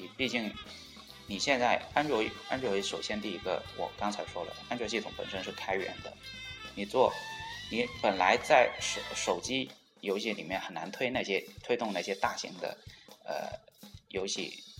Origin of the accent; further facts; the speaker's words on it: China; 然后呢就啊到啊让世界都知道我们中国人可以可以做出非常牛逼的游戏。